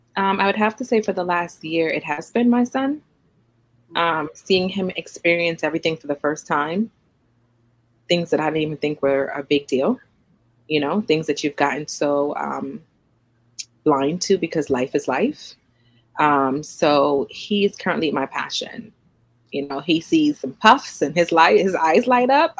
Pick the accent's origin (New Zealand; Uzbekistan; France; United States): United States; New York City, New York; moved away as an adult; also born or lived in Trinidad and Tobago; now in Suffolk, United States; growing up as an immigrant child in the United States in Brooklyn.